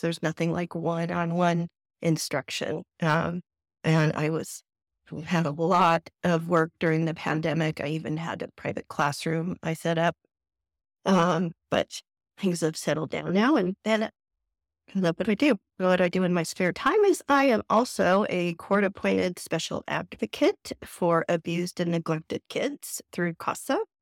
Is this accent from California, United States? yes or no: yes; Southern California, United States; moved away as an adult; now in San Antonio, United States; I am originally from Southern California